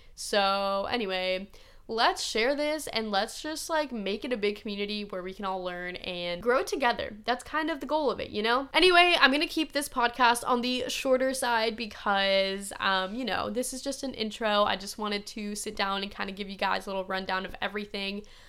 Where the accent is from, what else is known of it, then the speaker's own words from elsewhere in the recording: Midwest, United States; that's just not how I grew up